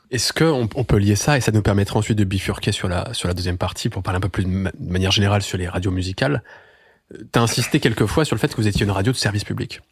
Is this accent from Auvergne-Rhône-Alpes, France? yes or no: yes; Lyon, Auvergne-Rhône-Alpes, France; j'ai grandi à Lyon.